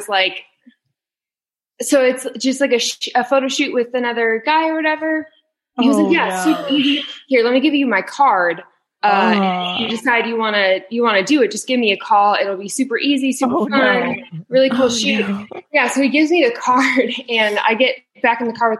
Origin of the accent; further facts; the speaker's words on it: Camarillo, California, United States; also born or lived in Thousand Oaks, California; now in Nashville, United States; I'm from Camarillo